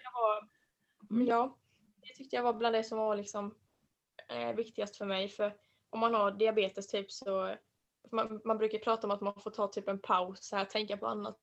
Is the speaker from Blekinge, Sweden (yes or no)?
yes; Ronneby, Blekinge, Sweden; jag kommer från eh, Ronneby